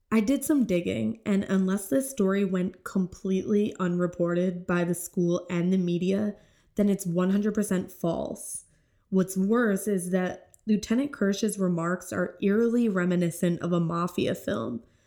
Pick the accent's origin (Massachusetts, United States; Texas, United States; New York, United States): New York, United States; St. Lawrence County; I grew up in St. Lawrence County